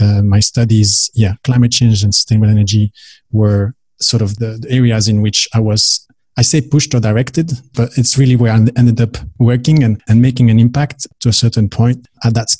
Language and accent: English; Belgium; moved away as an adult; also born or lived in Dubai; I am from Belgium originally.